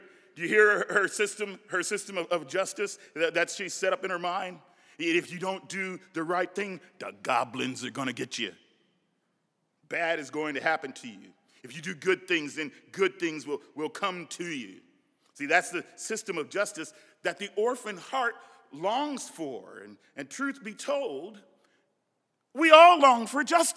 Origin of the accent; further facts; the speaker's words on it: Nebraska, United States; I'm from Nebraska. We have a different dialect